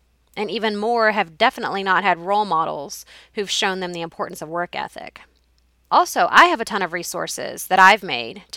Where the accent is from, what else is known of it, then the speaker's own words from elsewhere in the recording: Carrollton, United States; my hometown of Carrollton